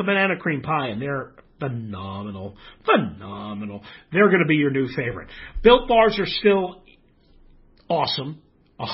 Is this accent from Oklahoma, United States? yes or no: no; Richmond, Virginia, United States; now in West Coast, United States; Hey, you know what? Yeah, of course, I'm from Richmond. I hear from all my buddies, but I'm very happy here on the West Coast.